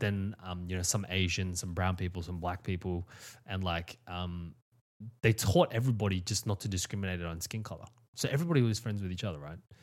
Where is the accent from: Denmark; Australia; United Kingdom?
Australia; I was born in Australia